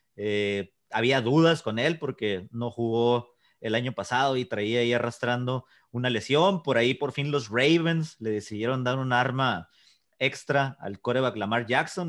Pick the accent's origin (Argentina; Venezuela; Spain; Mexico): Mexico; para nosotros como mexicanos